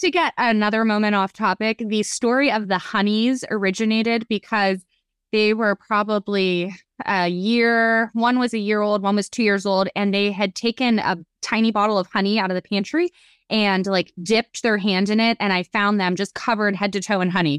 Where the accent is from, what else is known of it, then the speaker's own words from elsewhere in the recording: Youngstown, Ohio, United States; moved away as an adult; now in Melbourne, United States; I live in Melbourne, Florida. Well, I'm originally from Youngstown, Ohio